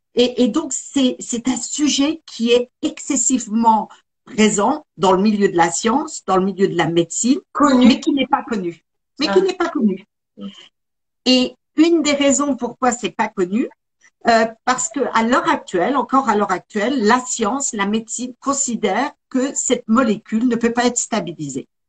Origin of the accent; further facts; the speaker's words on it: Besançon region, Bourgogne-Franche-Comté, France; moved away as an adult; now in United States; je suis originaire de la région de Besançon. Et ça fait 35 ans que je suis partie aux États-Unis, m'y installer.